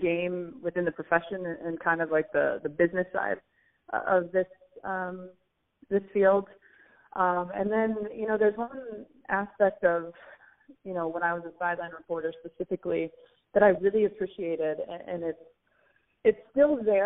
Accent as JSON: {"language": "English", "region": "Ohio", "country": "United States", "tie": "born or raised there", "also_born_or_lived": "Cleveland", "moved": "as an adult", "said": "childhood and growing up in Ohio"}